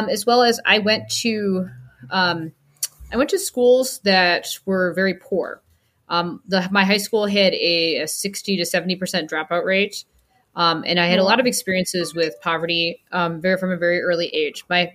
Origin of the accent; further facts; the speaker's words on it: Rockford, Illinois, United States; I grew up in Rockford, Illinois, which is an hour and a half-ish outside of Chicago